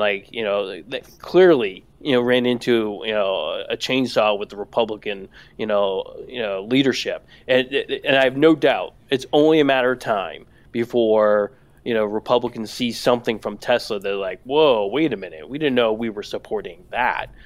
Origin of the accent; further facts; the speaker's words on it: San Antonio, Texas, United States; San Antonio kid.